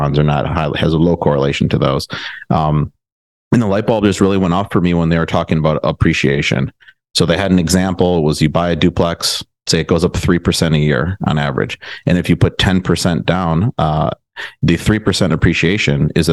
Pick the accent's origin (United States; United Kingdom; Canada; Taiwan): United States; Milwaukee, Wisconsin; moved away as an adult; also born or lived in Madison, Wisconsin / Chicago, Illinois; now in Austin, United States; I'm from the Milwaukee area, went to high school there, went to college at UW-Madison